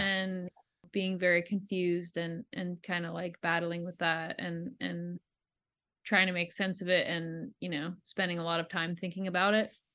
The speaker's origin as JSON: {"language": "English", "region": "Ontario", "country": "Canada", "tie": "born or raised there", "also_born_or_lived": "Quebec", "said": "I grew up in Ontario"}